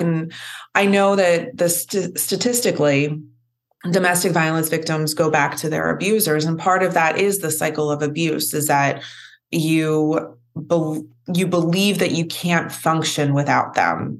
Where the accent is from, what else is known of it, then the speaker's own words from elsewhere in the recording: Philadelphia, Pennsylvania, United States; I'm from Philly